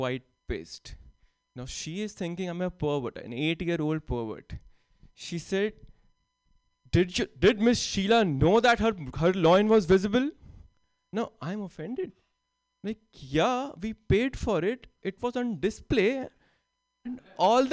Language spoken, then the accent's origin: English; India; English is a second language; moved away as an adult; now in San Jose, United States; I am from India. I recently moved to the US. And English is not my first language